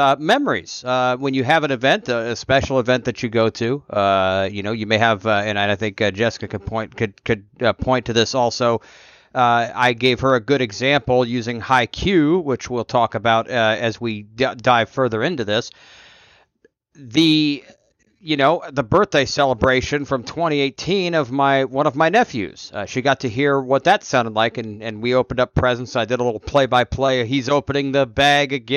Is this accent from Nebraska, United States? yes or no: yes; Nebraska, United States; I was born in Nebraska